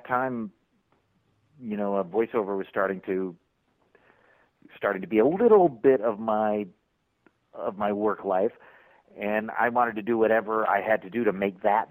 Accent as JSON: {"language": "English", "town": "Syracuse", "region": "New York", "country": "United States", "tie": "born or raised there", "moved": "yes", "said": "I am from Syracuse, New York, right in the smack dab in the center of New York State"}